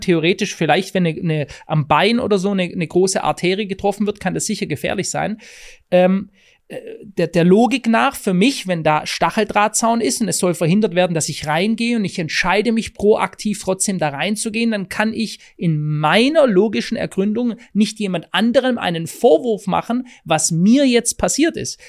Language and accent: German; Germany; bei uns in Deutschland